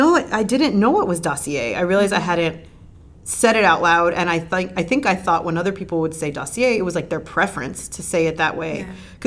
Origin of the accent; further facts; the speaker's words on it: Miami, Florida, United States; well, we need to go all the way back because I am from Miami and that's the natural way of talking.